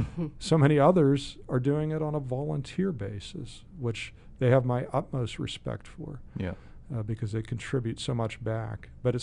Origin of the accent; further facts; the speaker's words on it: Sharpsville, Pennsylvania, United States; Well, actually, kind of I grew up in Sharpsville.